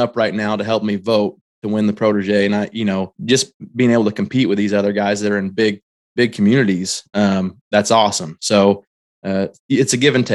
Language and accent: English; Shelbyville, Illinois, United States; born or raised there